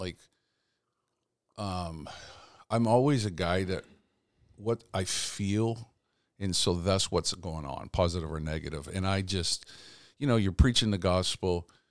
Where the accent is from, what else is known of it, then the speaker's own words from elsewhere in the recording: Canada; But I grew up in Canada.